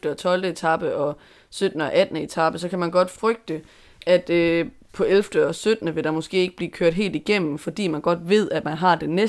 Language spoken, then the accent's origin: Danish; Denmark; Men jeg er vel dansker.